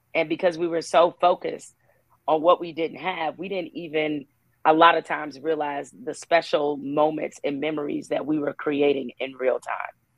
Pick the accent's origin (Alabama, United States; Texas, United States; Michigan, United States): Michigan, United States; Detroit; moved away as an adult; also born or lived in Raleigh, North Carolina / Orlando, Florida / Bristol, Connecticut; I moved back to Detroit. I spent six years working at the Detroit Free Press, my hometown newspaper.